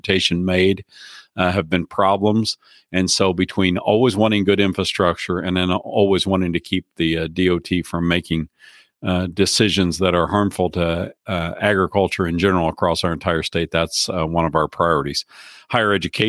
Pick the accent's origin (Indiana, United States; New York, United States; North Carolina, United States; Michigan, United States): Indiana, United States; moved away as an adult; now in North Dakota, United States; I grew up in Indiana, where my dad was an extension agent